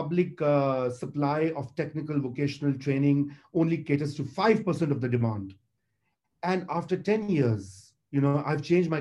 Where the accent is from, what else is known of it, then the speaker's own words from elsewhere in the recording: Punjab, Pakistan; We are a territorial nation state. There are four federating units. There are other territories. We are a land with a 5,000 years of history.